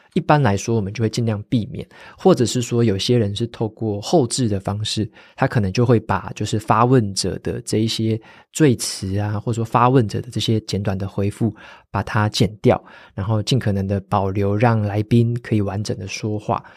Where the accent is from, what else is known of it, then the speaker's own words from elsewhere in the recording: Taitung, Taitung County, Taiwan; moved away; 我也是会讲台语，我以前在台东长大的时候，在家里大部分就是台语跟中文夹杂啦，所以我自己也会用台语